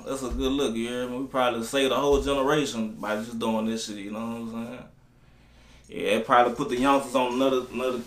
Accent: Baton Rouge, Louisiana, United States; Baton Rouge, Louisiana

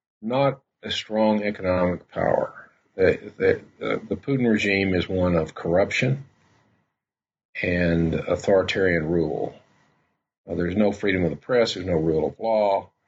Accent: Arkansas, United States; Well, it was a simpler time.

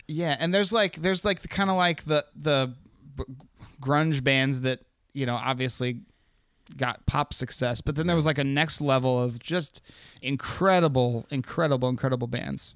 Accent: Anchorage, Alaska, United States; also born or lived in Seattle, Washington; I was born in Anchorage.

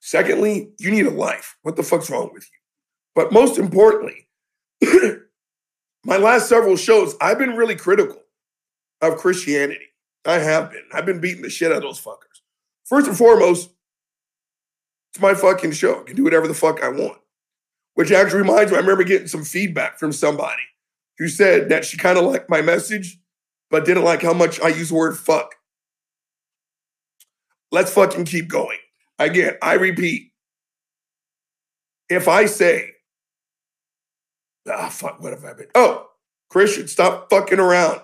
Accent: the South, United States; I'm Generation X from the South

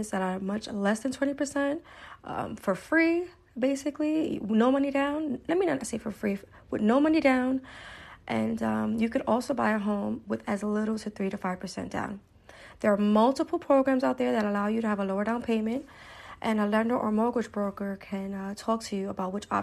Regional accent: Brooklyn, New York, United States; now in New Jersey, United States; I am from Brooklyn, New York. I live in New Jersey

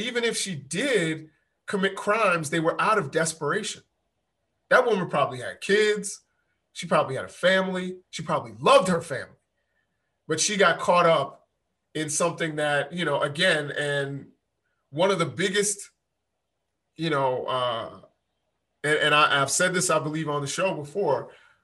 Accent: New York, United States; I'm from Spanish Harlem, which is different than, you know, West Harlem

